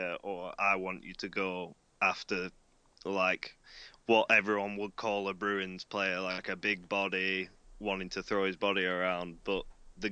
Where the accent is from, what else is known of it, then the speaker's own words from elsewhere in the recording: England, United Kingdom; our English pastime being English football